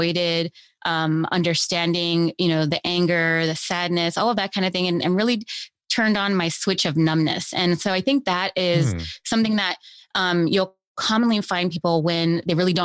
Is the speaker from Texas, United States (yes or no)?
no; Los Angeles, California, United States; I grew up here in Los Angeles in foster care